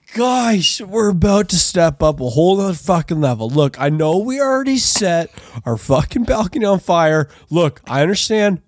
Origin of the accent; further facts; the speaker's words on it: Canada; I'm Canadian